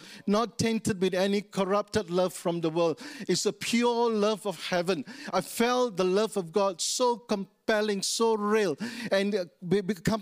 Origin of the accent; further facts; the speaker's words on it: Taiping, Perak, Malaysia; moved away; also born or lived in East Malaysia; I'm from West Malaysia. I was born in a small town called Taiping. So I must become a believer in my own hometown in Taiping